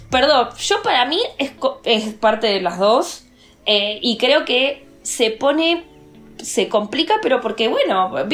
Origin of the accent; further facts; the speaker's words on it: Argentina; porque soy argentina y no hablo portugués.